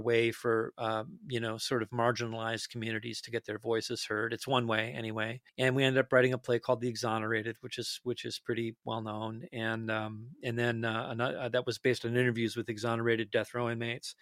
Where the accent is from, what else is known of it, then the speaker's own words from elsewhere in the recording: Detroit Lakes, Minnesota, United States; moved away; I'm from a tiny, tiny town in northern Minnesota, uh, northwestern Minnesota called Detroit Lakes